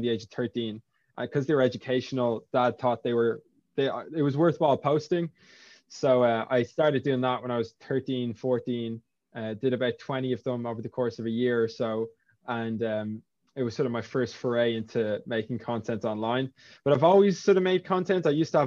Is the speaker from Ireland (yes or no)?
yes; Lusk, Leinster, Ireland; I'm from Lusk originally. So UCD was years and years away from where I grew up